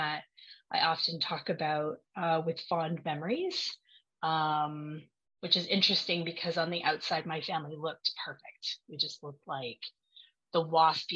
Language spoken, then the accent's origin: English; Vancouver, British Columbia, Canada; now in Ottawa, Canada; I am from Ottawa, Ontario, which is the capital of Canada. I didn't grow up here. I'm from Vancouver originally